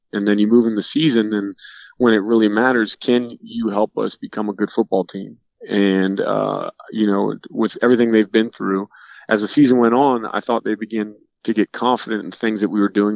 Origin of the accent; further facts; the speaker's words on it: Norcross, Georgia, United States; moved away; as a kid growing up in Georgia